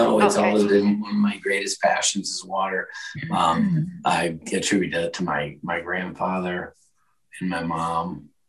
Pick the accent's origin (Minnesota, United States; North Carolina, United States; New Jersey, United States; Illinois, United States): Minnesota, United States; Minneapolis; born there; I was born in Minnesota, Minneapolis area.